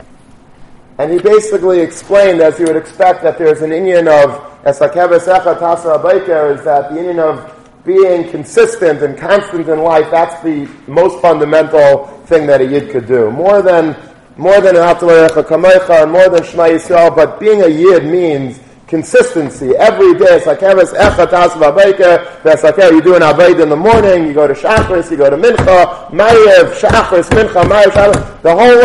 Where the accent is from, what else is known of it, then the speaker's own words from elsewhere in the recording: Long Beach, New York, United States; when I was a kid and growing up in Long Beach